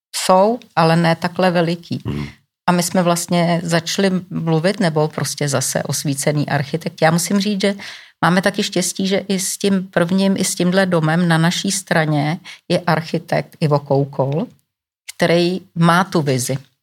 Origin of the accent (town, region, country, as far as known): Czechia